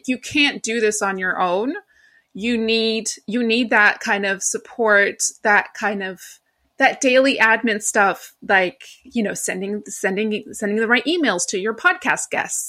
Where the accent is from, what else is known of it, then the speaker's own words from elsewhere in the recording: New York, United States; I am not from London, and my voice gives it away. I am actually from New York. Well, my family is originally Greek, but I was born and raised in New York.